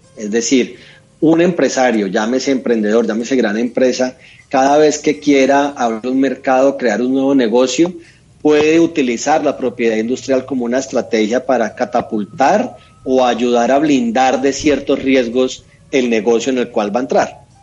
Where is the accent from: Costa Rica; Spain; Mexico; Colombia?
Colombia; Neiva, Huila; moved away as an adult; also born or lived in Bogotá; yo soy un opita, yo soy nacido, nacido en Neiva, allá estudié mi, colegio y me fui para Bogotá